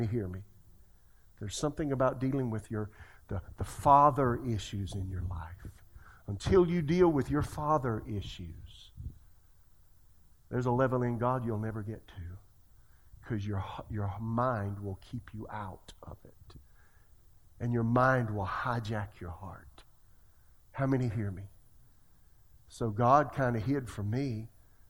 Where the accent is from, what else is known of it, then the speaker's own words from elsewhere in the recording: Florence, South Carolina, United States; moved away; I'm from Florence, South Carolina